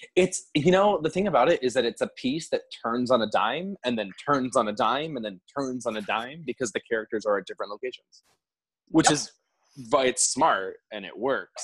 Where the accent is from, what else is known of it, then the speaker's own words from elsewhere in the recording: Florida, United States; moved away as an adult; also born or lived in Virginia; now in New York City, United States; I'm from Florida. I went to Florida State.